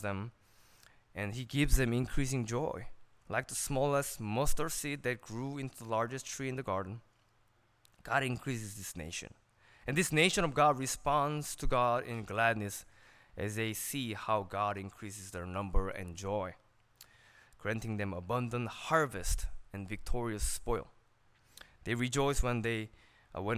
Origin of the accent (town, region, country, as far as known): California, United States; born or raised there; English is a second language